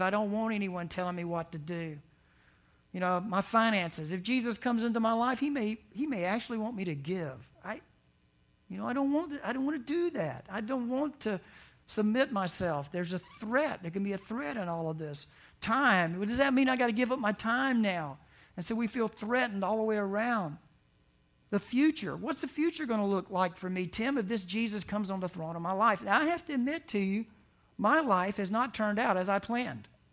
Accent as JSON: {"language": "English", "region": "the South", "country": "United States", "tie": "born or raised there", "said": "growing up in the South"}